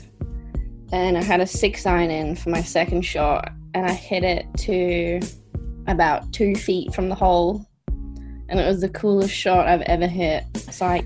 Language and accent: English; Scotland, United Kingdom; now in Australia; I was born in Scotland